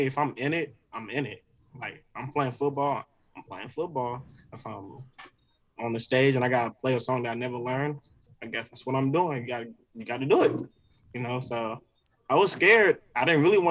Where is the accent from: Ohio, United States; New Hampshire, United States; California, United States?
California, United States; Oakland; moved away; as a kid when I was growing up in Oakland, like I was living with my grandparents